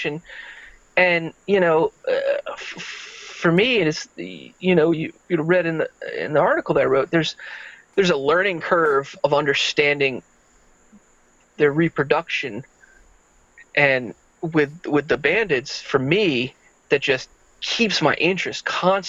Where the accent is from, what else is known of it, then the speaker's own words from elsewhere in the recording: Central Florida, United States; I grew up in Central Florida